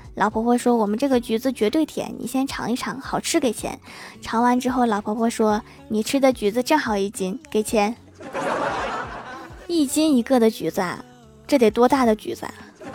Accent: Northeast China, China; accent: Northeastern (Dongbei); 用我们东北话是这么说的

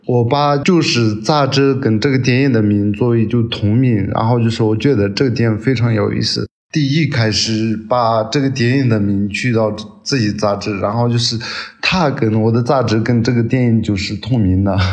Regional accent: Qinghai, China; 我们青海人

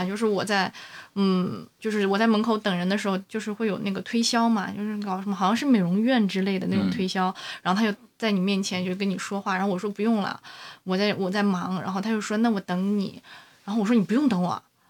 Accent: China; 可能我们中国人就是骨子里面有奴性吧

